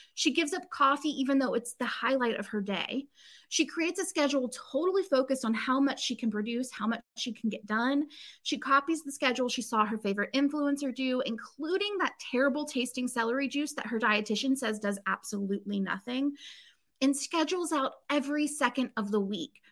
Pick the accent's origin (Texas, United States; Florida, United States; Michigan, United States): Florida, United States; Inverness; moved away; also born or lived in Chicago; I grew up or I lived for several years as a kid um, in this place called Inverness, Florida